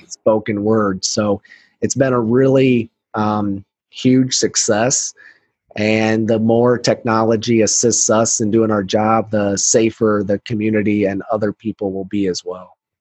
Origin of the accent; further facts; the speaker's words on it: Iowa, United States; my home state of Iowa